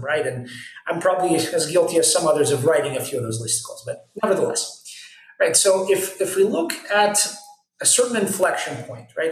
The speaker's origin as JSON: {"language": "English", "country": "United States", "tie": "born or raised there", "moved": "yes", "lives_now": "Israel", "said": "I grew up in the States"}